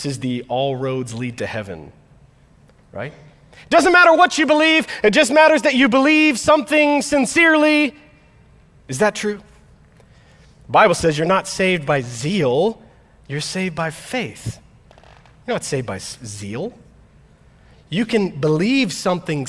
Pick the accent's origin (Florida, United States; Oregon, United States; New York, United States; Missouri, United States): Florida, United States; now in Midwest, United States; I grew up in Florida